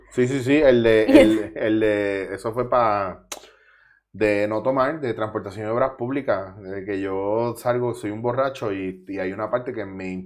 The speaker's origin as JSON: {"language": "Spanish", "town": "Mayagüez", "country": "Puerto Rico", "tie": "born or raised there", "also_born_or_lived": "Bronx, New York, United States / Ponce, Puerto Rico / Cabo Rojo, Puerto Rico", "moved": "as an adult", "lives_now": "Barcelona, Spain", "said": "bueno, en verdad nací en el Bronx, me crié en Mayagüez"}